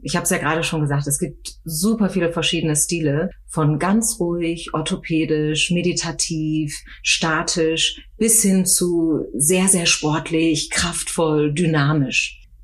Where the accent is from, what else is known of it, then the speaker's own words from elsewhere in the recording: Osnabrück, Lower Saxony, Germany; moved away as an adult; now in Frankfurt, Germany; Ich komme eigentlich mhm. aus Norddeutschland, aus okay. äh, Niedersachsen, aus Osnabrück